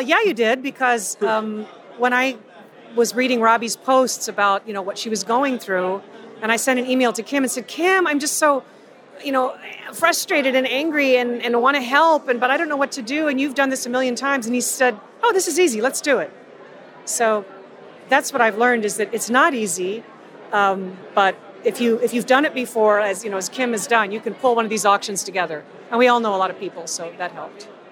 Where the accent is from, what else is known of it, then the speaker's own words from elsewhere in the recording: Tampa, Florida, United States; We're both girls from Tampa